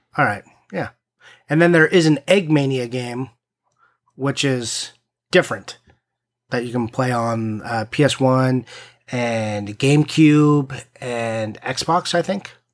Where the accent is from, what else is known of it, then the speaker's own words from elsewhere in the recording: East Coast, United States; I'm from the East Coast